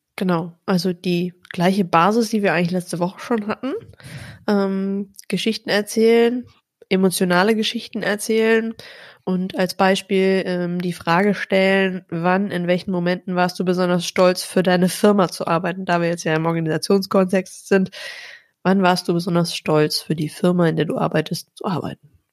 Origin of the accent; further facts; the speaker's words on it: North Rhine-Westphalia, Germany; ich komme aus Ostwestfalen, da hat man nicht so viel gelobt